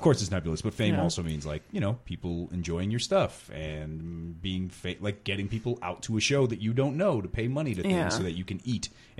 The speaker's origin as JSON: {"language": "English", "town": "Kenosha", "region": "Wisconsin", "country": "United States", "said": "We are from Kenosha."}